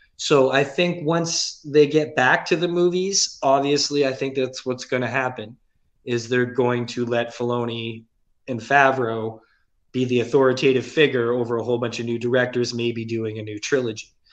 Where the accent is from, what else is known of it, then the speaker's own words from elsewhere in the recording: Mississauga, Ontario, Canada; also born or lived in St. Catharines, Ontario; when I was nine years old, we moved to Mississauga from St. Catharines. I, I was born and grew up in St. Catharines till we were nine. Then moved to Mississauga